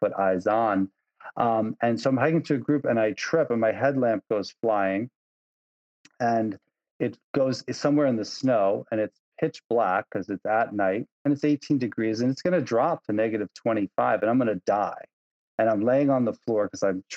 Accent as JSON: {"language": "English", "area": "Long Island", "region": "New York", "country": "United States", "tie": "born or raised there", "also_born_or_lived": "Lake Placid, New York", "said": "Lake Placid is a very different place than where I grew up in Long Island."}